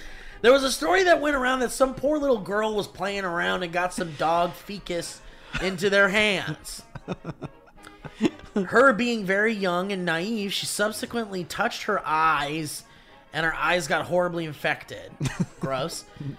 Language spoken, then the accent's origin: English; Dublin, Leinster, Ireland; Growing up in Dublin, I remember dog shit being scattered everywhere in my little suburban abode.